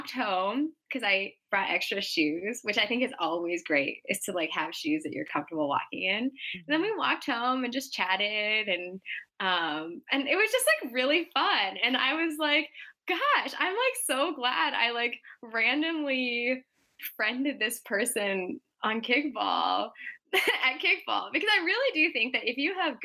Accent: Seattle, Washington, United States; now in San Francisco, United States; I'm from Seattle

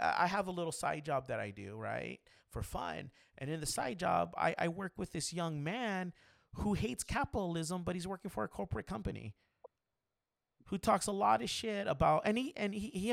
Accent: United States; because I'm American

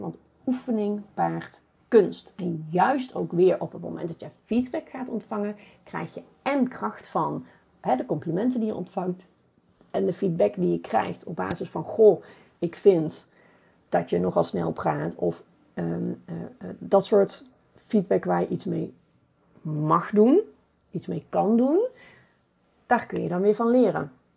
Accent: North Brabant, Netherlands; accent: Brabant; ik ben een Brabo

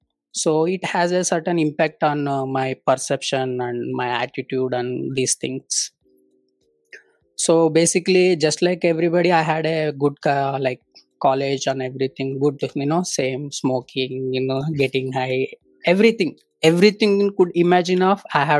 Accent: Davangere, Karnataka, India; first language Telugu; English is a second language; I grew up in, born and brought up in village only. We are a Telugu family, and born and brought up in Karnataka, a place called Davangere.

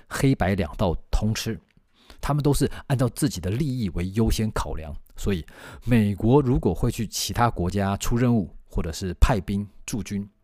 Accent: Taiwan; 我们台湾人

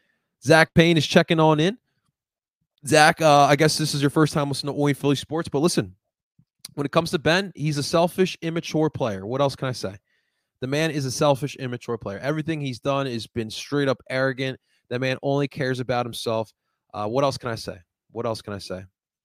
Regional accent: Colombia; Growing up in Colombia, my family would always get me into soccer.

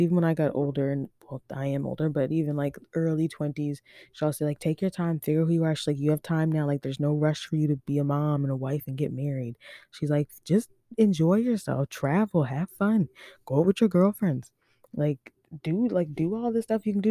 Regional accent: Overtown, Nova Scotia, Canada; also born or lived in Halifax / Dartmouth; I'm from Overtown though, like, on the real, like, I grew up Overtown till I was four

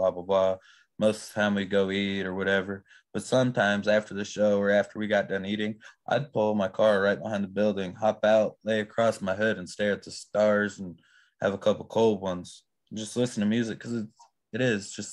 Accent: Iowa, United States; moved away; originally I grew up in Iowa

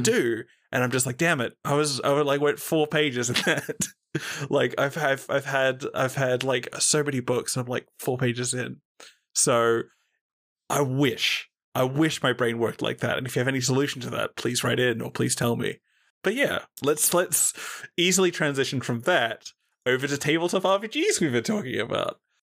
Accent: Australia; as an Australian

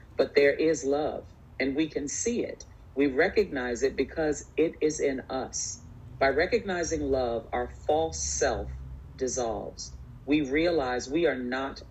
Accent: New York City, New York, United States; also born or lived in Bronx, New York; I'm a New Yorker. I was born in the Bronx. We moved to Queens when I was 7.

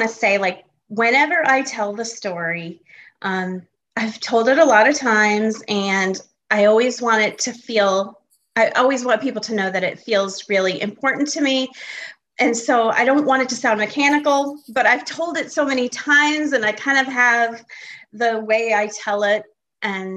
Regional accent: Connecticut, United States; moved away as an adult; also born or lived in Buffalo, New York / Michigan; now in Greenville, United States; I was born in Buffalo, New York, and I grew up in Connecticut and was there until I graduated from high school

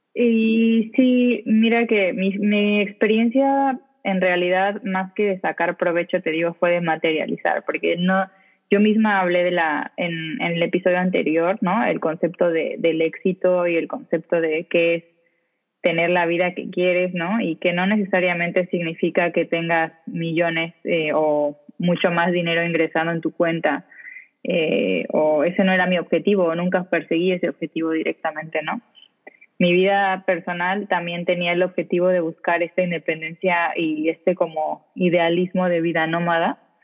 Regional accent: Mexico; moved away as an adult; now in Spain; tengo más o menos cuatro años viviendo acá en España. Yo me fui de México con un objetivo profesional de trabajo directamente

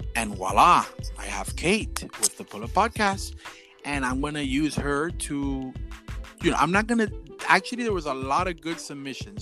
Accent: Miami, Florida, United States; we're just a little straight 305 Miami over here

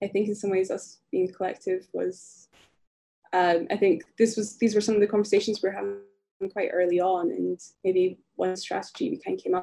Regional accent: rural Scotland, United Kingdom; growing up as a Filipino, a mixed race Filipino in rural Scotland

